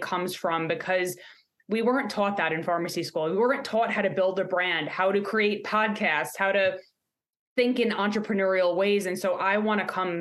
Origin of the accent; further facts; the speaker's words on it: New York, United States; now in Pittsburgh, United States; I'm a Yinzer now. I guess you can say that, even though I'm from New York, you'll hear the accent come out.